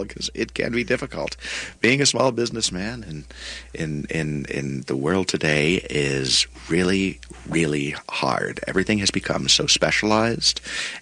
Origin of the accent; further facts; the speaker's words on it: Buffalo, New York, United States; moved away as an adult; now in Minnesota, United States; I was born in Buffalo and I'm a Buffalo Bills fan